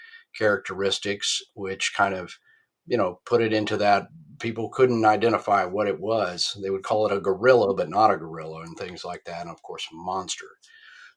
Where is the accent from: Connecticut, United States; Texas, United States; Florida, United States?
Texas, United States; Fort Worth; I was born in Fort Worth, Texas, and I still live in Texas.